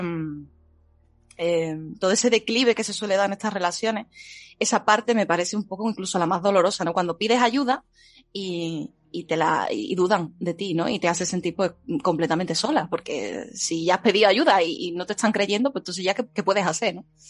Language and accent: Spanish; Seville, Andalusia, Spain; Sevilla Centro soy